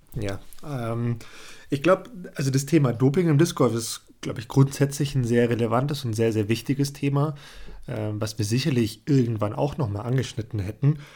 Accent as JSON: {"language": "German", "country": "Germany", "said": "bei uns in Deutschland"}